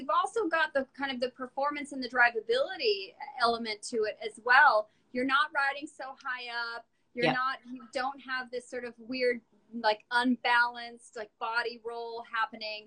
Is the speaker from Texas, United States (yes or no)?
no; Burbank, California, United States; I grew up in Burbank, for part of the time